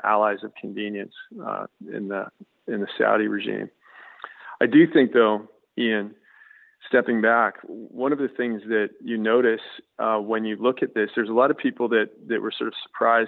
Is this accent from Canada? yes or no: yes; Canada; as a Canadian